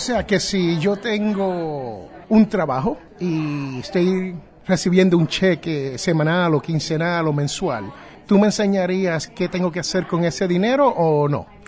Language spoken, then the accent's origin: Spanish; New Jersey, United States; allá en mi barrio, eh, donde yo nací en New Jersey